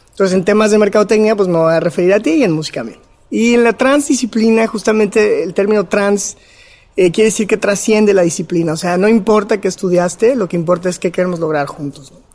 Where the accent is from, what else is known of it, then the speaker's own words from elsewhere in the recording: León, Guanajuato, Mexico; soy de Guanajuato, eh, crecí en la ciudad de León